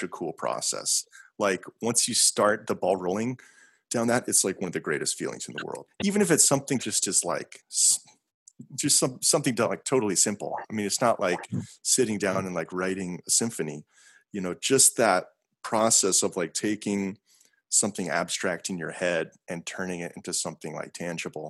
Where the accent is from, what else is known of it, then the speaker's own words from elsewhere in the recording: South Dakota, United States; also born or lived in Montana; I'm from South Dakota because I went to like middle school and high school mm-hmm. there.